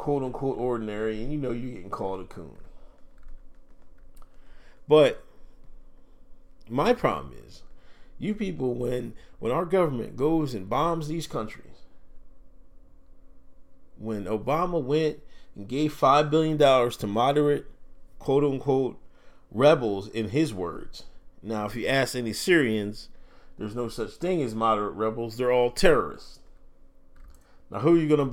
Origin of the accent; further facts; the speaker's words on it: United States; I grew up in America